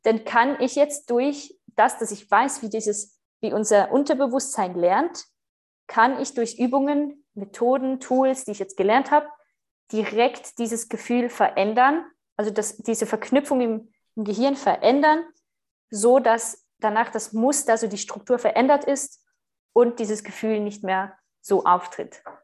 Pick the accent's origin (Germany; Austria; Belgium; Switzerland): Switzerland; accent: Swiss; moved away as an adult; ich bin Schweizerin